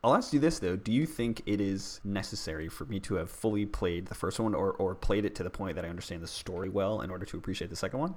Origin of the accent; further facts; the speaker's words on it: Boston, Massachusetts, United States; I grew up in Boston